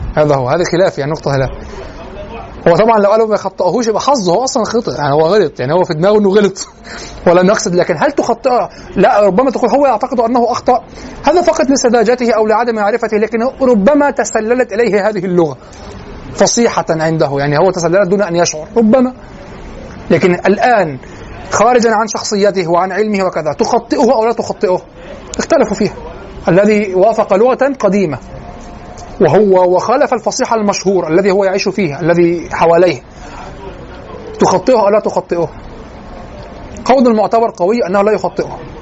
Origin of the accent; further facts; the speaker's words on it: Egypt; accent: Egyptian; لهجتنا المصرية